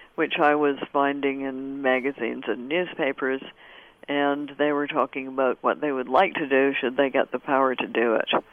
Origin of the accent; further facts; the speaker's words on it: Canada; I'm Canadian of a certain generation, and we had it in school